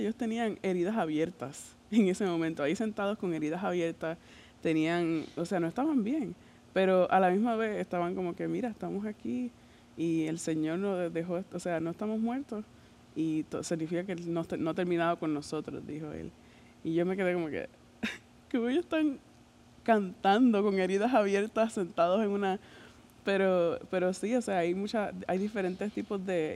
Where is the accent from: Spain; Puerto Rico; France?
Puerto Rico; first language Spanish; moved away; Y allá, por lo en Puerto Rico, no es tanto así